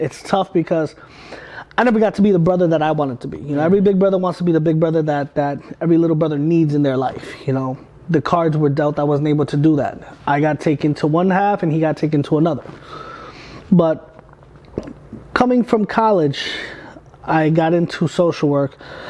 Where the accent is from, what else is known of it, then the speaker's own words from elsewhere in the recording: Brentwood, New York, United States; Like, I'm from Brentwood, Long Island. Mm-hmm. I went to high school from, I was class of 2004.